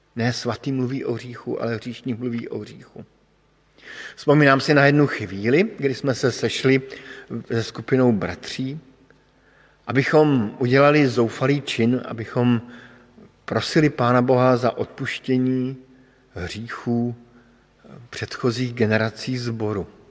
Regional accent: Bohemia, Czechia; protože pocházím z Čech

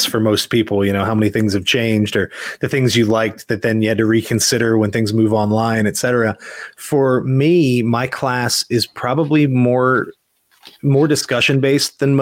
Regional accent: Mechanicsburg, Pennsylvania, United States; moved away as an adult; now in Virginia, United States; I grew up in Mechanicsburg, Pennsylvania

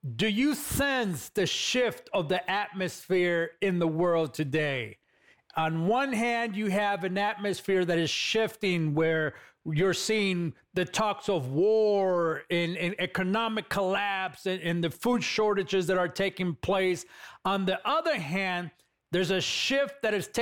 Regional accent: Los Angeles, California, United States; moved away; I come from California. I grew up in East LA, California

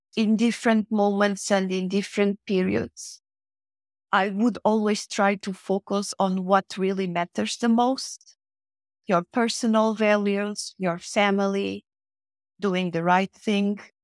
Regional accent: Portugal; moved away as an adult; also born or lived in Mozambique; now in Madrid, Spain; I was a very young child when I arrived in Portugal, um, that it was supposed to be my home country

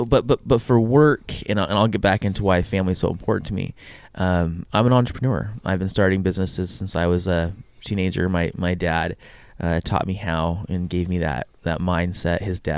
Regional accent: San Diego, California, United States; moved away as an adult; also born or lived in Brazil; now in Hawaii, United States; But I'm born and raised in San Diego. I lived there my whole life until I was about 19. Then I lived in Brazil for a couple years doing missionary work, and then I moved to Hawaii where I did school, and lived here in Hawaii ever since.

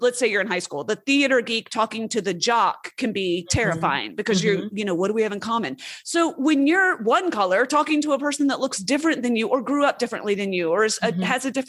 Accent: West Coast, United States; born there; also born or lived in southeastern United States; I was born on the West Coast, but I've spent most of my adult life, all of my adult life, on the East Coast.

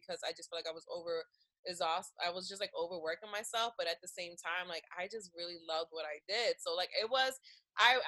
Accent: Philadelphia, Pennsylvania, United States; I'm from Philly

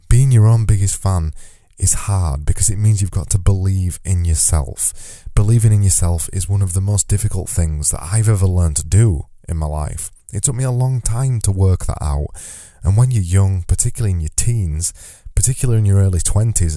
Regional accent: United Kingdom; as a British person

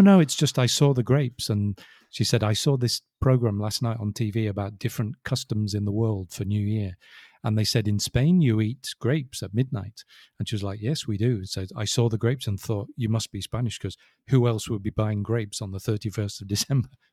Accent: England, United Kingdom; I'm English

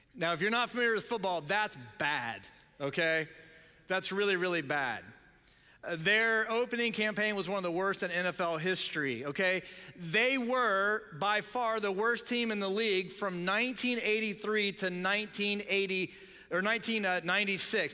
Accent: Cincinnati, Ohio, United States; now in Tampa Bay area, United States; I'm from Cincinnati

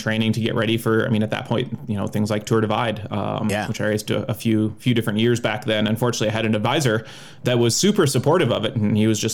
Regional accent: Minnesota, United States; moved away; I grew up in Minnesota

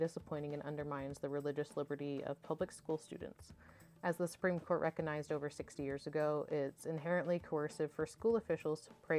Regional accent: Texas, United States; I was raised in Texas.

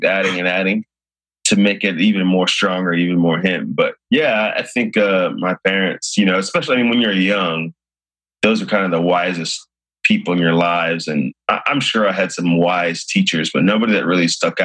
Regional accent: Missouri, United States; growing up in Missouri

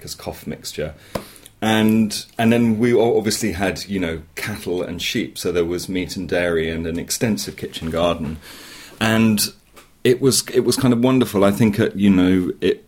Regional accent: Dorset, South West England, United Kingdom; I grew up in Dorset in the 70s, very rural, still a county with no motorway, but then really kind of lost in the wilds in the Marshwood Vale.

